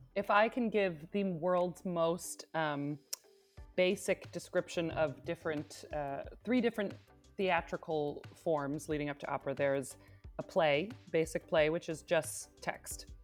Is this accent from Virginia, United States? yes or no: no; Binghamton, New York, United States; now in Berlin, Germany; I am from upstate New York, the Binghamton area